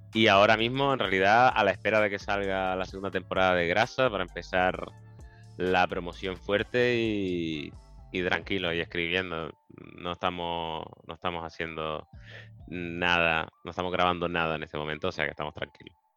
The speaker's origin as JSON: {"language": "Spanish", "town": "Las Palmas de Gran Canaria", "region": "Canary Islands", "country": "Spain", "tie": "born or raised there", "also_born_or_lived": "Seville", "moved": "as an adult", "said": "me crié en las Reollas, en las Palmas de Gran Canaria"}